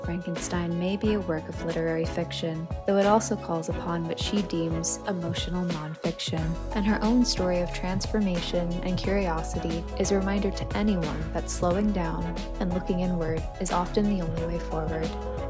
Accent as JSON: {"language": "English", "region": "New York", "country": "United States", "tie": "born or raised there", "said": "I actually don't know how to drive because I grew up in New York"}